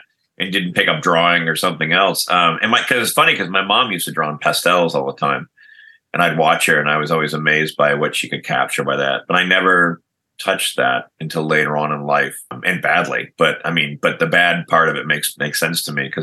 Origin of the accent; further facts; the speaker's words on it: Lockport, New York, United States; As a kid growing up in Western New York, Lockport, New York, suburb of Niagara Falls, Buffalo